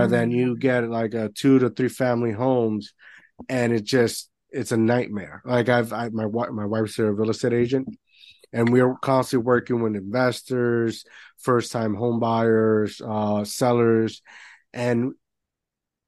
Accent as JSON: {"language": "English", "country": "Puerto Rico", "tie": "born or raised there", "moved": "yes", "said": "I grew up in Puerto Rico"}